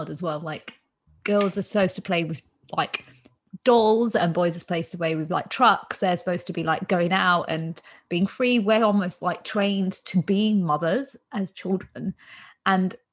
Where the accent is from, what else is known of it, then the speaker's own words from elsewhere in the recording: India; I'm Indian